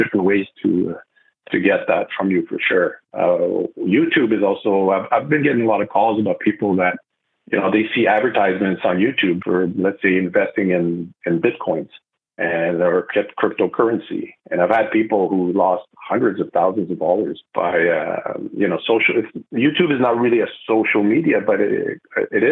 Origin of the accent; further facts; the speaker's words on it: Montreal, Quebec, Canada; first language French; English is a second language; moved away as an adult; now in Vancouver, Canada; I'm originally from the East Coast, Montreal, so I'm a French speaker